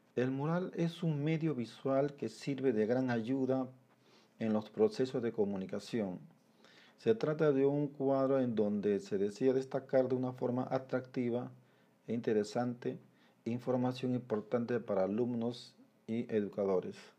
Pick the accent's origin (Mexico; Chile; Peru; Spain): Peru; como peruanos